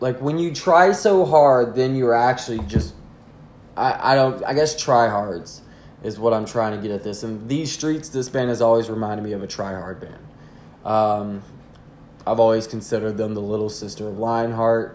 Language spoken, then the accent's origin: English; the South, United States; I'm from the South